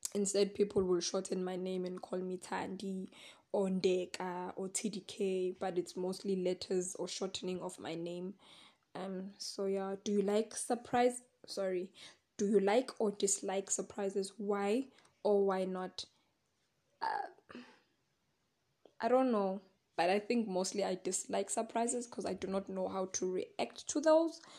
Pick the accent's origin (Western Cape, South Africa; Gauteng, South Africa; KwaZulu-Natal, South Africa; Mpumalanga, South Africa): Mpumalanga, South Africa; Secunda; born or raised there